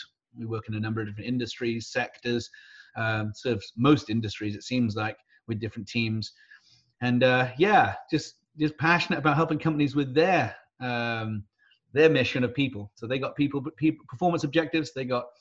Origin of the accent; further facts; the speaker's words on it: United Kingdom; moved away as an adult; also born or lived in Texas / Wisconsin; now in San Diego, United States; I'm British by birth, American by choice.